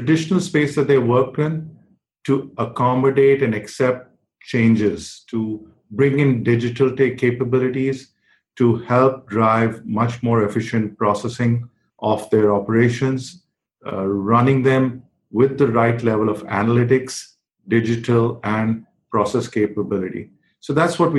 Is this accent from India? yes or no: yes; New Delhi, Delhi, India; I was growing up in New Delhi in India